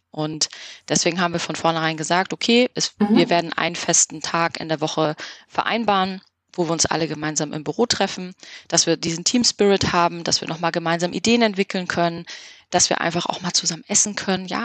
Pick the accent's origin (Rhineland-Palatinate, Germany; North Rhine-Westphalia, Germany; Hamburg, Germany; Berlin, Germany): Hamburg, Germany; Da haben wir als Hamburger natürlich einen großen Vorteil, dass wir relativ schnell an der Ostsee sind